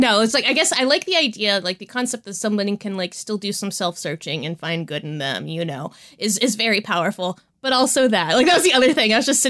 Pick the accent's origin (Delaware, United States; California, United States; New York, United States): Delaware, United States; And, you know, I was growing up in Delaware.